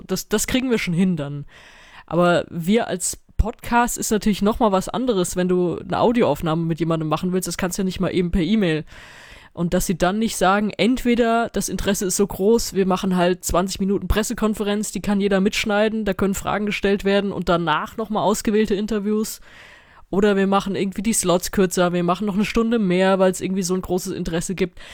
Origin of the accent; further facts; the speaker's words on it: Mainz, Rhineland-Palatinate, Germany; Ich bin in Mainz zur Schule gegangen